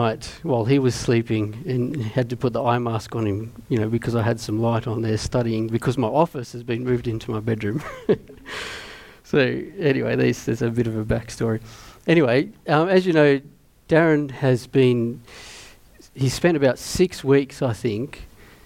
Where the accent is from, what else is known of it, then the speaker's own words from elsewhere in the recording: Mittagong, New South Wales, Australia; growing up in Mittagong.